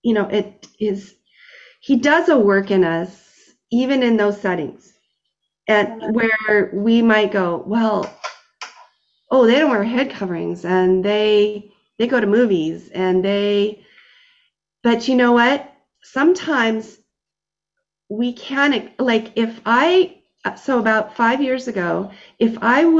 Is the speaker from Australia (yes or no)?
no; Edmonton, Alberta, Canada; I'm from the Edmonton area in Alberta